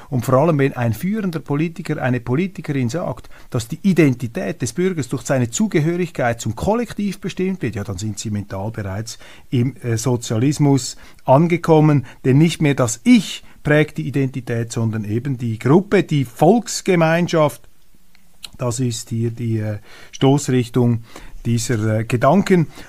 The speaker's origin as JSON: {"language": "German", "country": "Switzerland", "said": "als Schweizer"}